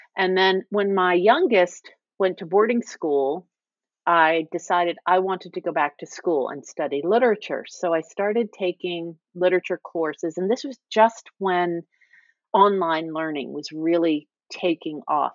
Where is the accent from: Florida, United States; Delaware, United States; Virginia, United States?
Virginia, United States; Virginia Beach; moved away as an adult; also born or lived in New York; I'm a native Virginian, and I grew up in Virginia Beach